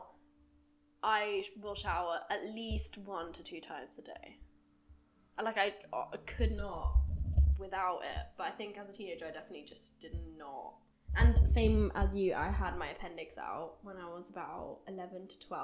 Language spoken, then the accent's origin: English; Germany; I grew up in Germany